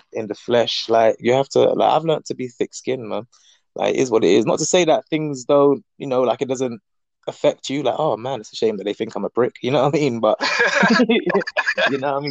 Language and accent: English; London, United Kingdom; I'm from Northwest London